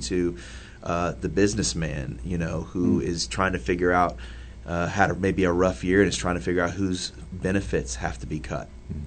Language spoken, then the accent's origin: English; Indianapolis, Indiana, United States; I grew up, like I said, I grew up in the Old North Side